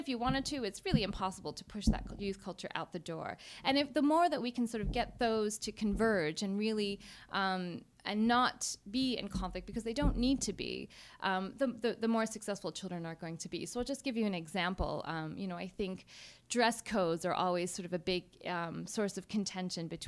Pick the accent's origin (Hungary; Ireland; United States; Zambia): United States; I'm from the United States.